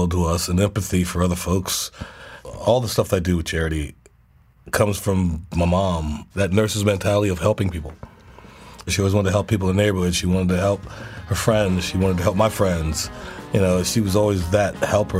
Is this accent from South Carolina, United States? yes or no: yes; Charleston, South Carolina, United States; I love people in my hometown, and I love living there